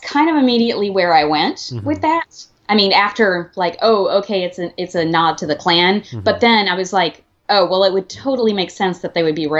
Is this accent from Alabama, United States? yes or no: yes; Alabama, United States; I grew up in Alabama.